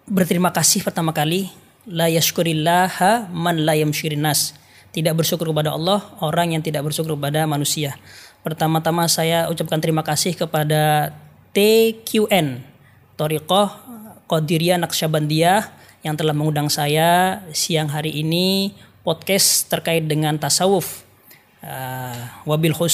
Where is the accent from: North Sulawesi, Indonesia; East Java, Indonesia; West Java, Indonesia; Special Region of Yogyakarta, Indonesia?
East Java, Indonesia; Jember; karena saya asli orang Jember.